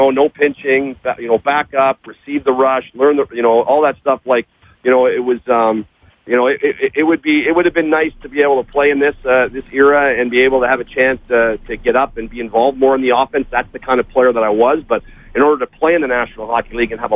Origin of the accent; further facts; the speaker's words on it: Canada; just being Canadian